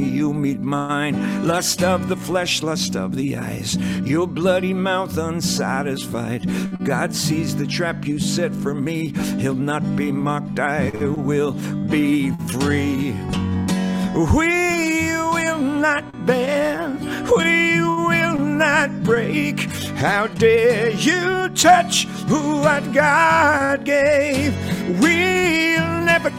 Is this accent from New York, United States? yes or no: yes; New York City, New York, United States; I come from New York City where cursing is a second language